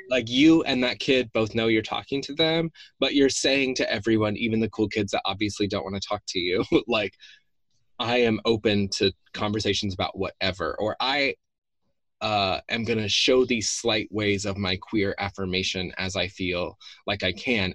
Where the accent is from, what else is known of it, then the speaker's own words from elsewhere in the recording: the South, United States; the way that I grew up in the South